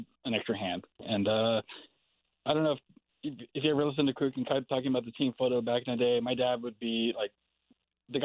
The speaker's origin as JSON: {"language": "English", "town": "San Francisco", "region": "California", "country": "United States", "tie": "born or raised there", "said": "Born and raised in San Francisco"}